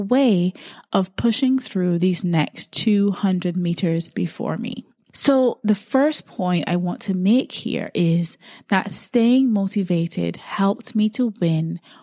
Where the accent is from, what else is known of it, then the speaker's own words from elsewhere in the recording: Barbados; growing up in Barbados